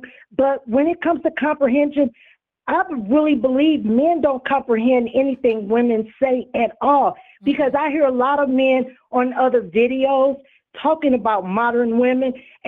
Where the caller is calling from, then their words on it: California, United States; Hi, Tanya. This is … You know, I'm in California.